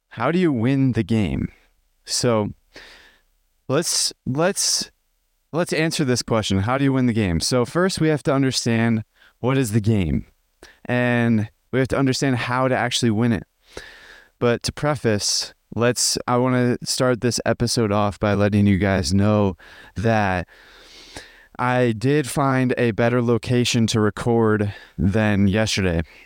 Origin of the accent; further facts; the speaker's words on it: just outside of Chicago, Illinois, United States; I grew up in Il, uh, in America, in, uh, just outside of Chicago.